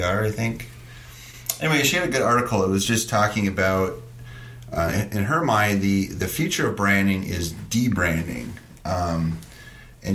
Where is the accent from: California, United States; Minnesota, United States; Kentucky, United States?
Minnesota, United States; Stearns County; accent: Stearns County; my Stearns County accent